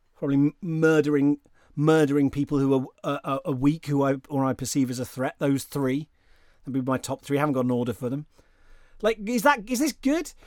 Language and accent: English; United Kingdom; I'm a British person